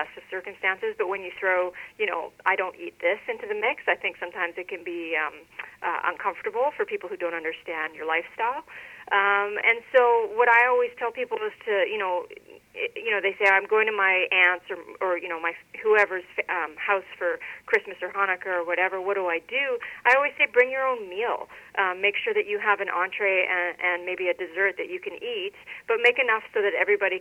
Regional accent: Regina, Saskatchewan, Canada; moved away; I went to Regina, Saskatchewan, which is my hometown, and it wasn't a very vegetarian-friendly city when I was there when I was a kid

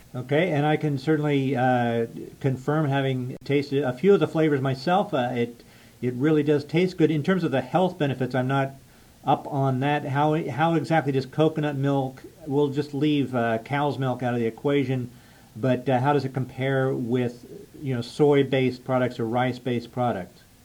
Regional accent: United States; as an American

